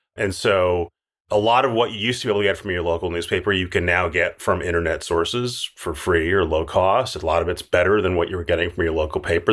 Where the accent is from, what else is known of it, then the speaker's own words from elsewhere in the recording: Minneapolis, Minnesota, United States; moved away; I'm from Minneapolis